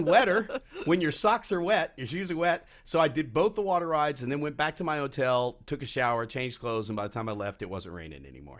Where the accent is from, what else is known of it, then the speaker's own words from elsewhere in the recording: Texas, United States; moved away; it goes back to my childhood. I grew up. My first annual pass was at Six Flags over Texas